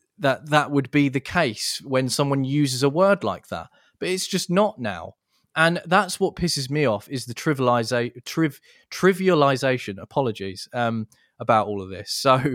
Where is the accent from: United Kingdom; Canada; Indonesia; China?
United Kingdom; England; I'm an Englishman.